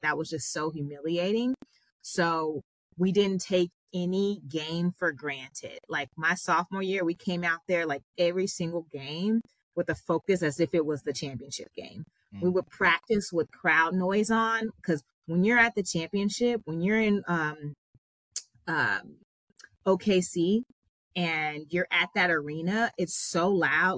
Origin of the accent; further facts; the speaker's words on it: Long Beach, California, United States; I grew up in Long Beach, California